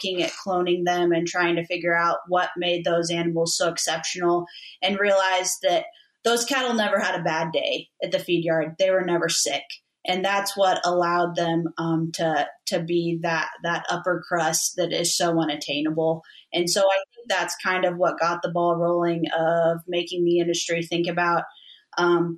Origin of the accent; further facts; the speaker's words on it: Missouri, United States; growing up in Missouri